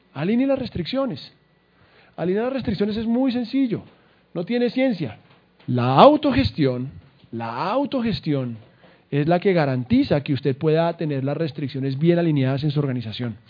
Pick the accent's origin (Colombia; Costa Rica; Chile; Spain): Colombia; Somos colombianos y berracos